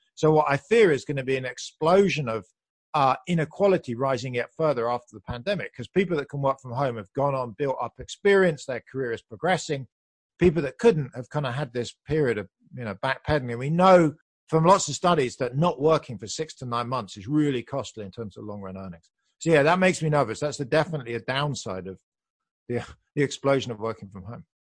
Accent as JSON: {"language": "English", "country": "United Kingdom", "moved": "as an adult", "lives_now": "United States", "said": "You can hear I'm British, but I moved to the U S back then."}